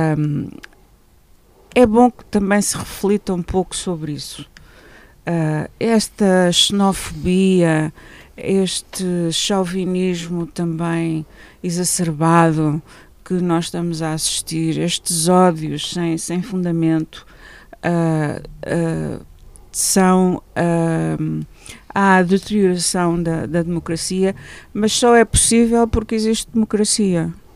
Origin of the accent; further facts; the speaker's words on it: Portugal; como portuguesa